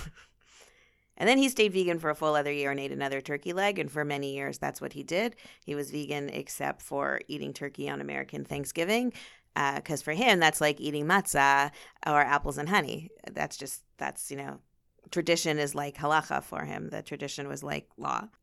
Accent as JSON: {"language": "English", "town": "Thornhill", "region": "Ontario", "country": "Canada", "tie": "born or raised there", "also_born_or_lived": "Miami / Los Angeles / Chicago / Queens, New York", "moved": "as an adult", "lives_now": "Toronto, Canada", "said": "I grew up in Thornhill, uh, went to York, and, uh, I left twenty-three years ago"}